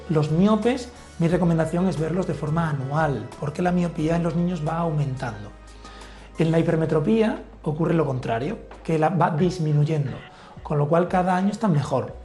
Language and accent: Spanish; Villanueva de la Serena, Extremadura, Spain; moved away; es mi pueblo